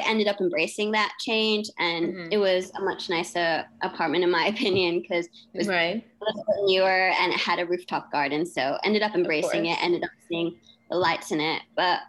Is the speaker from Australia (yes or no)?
yes; Australia; also born or lived in Hong Kong; I was always going to go to school in either Australia or England because I am Australian and I love England.